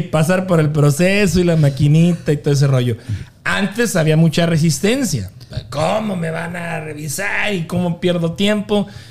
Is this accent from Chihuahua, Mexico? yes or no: yes; Delicias, Chihuahua, Mexico; de Delicias, de donde yo soy